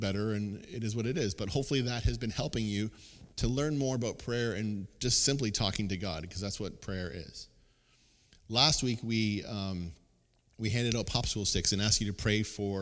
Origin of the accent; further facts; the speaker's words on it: Kingsville, Ontario, Canada; my hometown of Kingsville